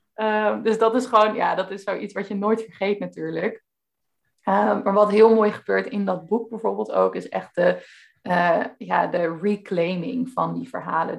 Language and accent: Dutch; Veluwe, Gelderland, Netherlands; ik kom dus van de Veluwe ook zelf